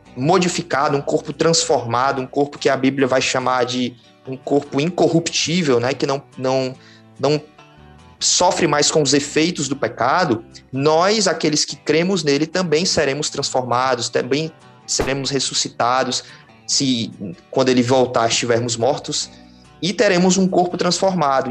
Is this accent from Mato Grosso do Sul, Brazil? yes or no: no; Fortaleza, Ceará, Brazil; moved away as an adult; now in Sobral, Brazil; sou natural de Fortaleza, mas já estou morando aqui em Sobral faz uns dois anos e alguns meses